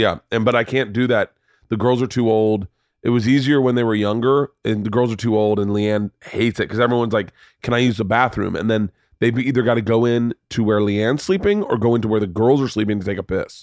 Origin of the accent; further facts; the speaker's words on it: United States; I'm from America